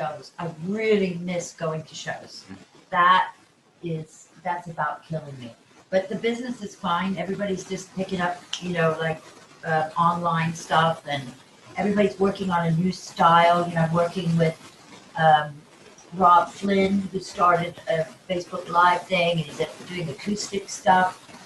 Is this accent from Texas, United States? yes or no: yes; Texas, United States; born there; I was born in Texas.